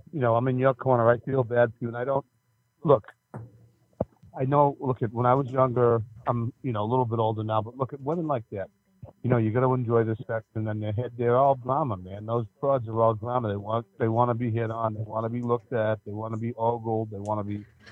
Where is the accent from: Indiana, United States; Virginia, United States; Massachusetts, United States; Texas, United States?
Massachusetts, United States; Boston; I was born in Boston.